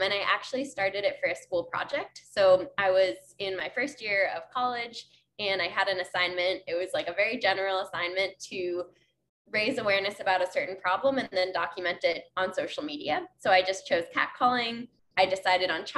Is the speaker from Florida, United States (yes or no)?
no; New York, United States; I used chalk when I was a kid growing up in New York